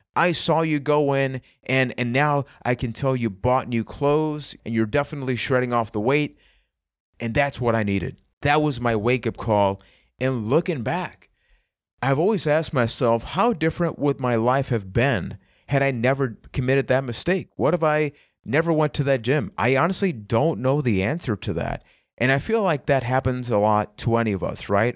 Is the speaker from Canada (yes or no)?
no; Puerto Rico; I am from Puerto Rico